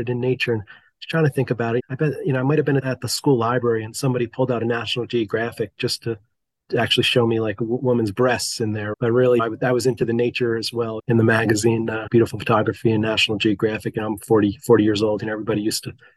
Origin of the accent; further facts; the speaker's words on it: New Jersey, United States; I grew up in North Jersey and been here since.